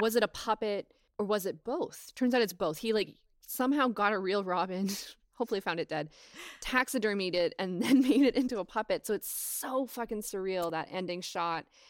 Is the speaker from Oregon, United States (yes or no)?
yes; Portland, Oregon, United States; I'm also from Portland, Oregon, so it's, like, my region. of the world.